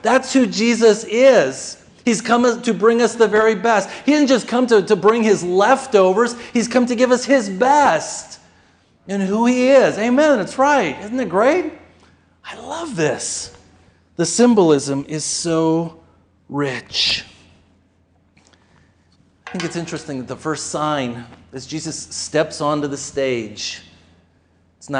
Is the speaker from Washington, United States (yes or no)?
no; Austin, Minnesota, United States; I grew up in Austin, Minnesota